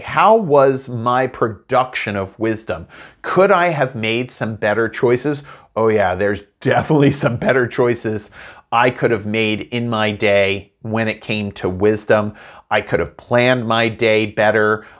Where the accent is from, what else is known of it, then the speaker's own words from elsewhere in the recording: United States; moved away; my hometown in the U S A of Hollow-Well